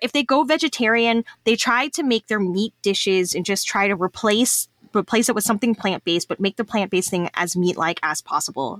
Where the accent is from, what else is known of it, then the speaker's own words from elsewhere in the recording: Texas, United States; I'm a Texan